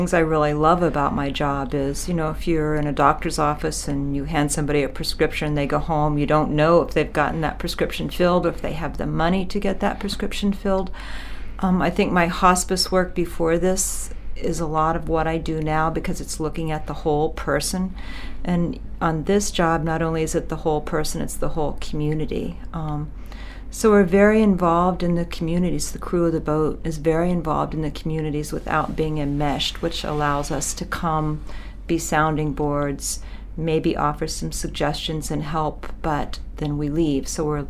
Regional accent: Missouri, United States; But I do think growing up on a farm in the area that I did

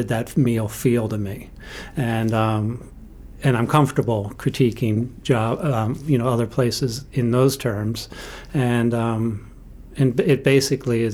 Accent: New York, United States; also born or lived in Western Maine; now in Bethel, United States; I am a New Yorker, so I'm from the Evil Empire

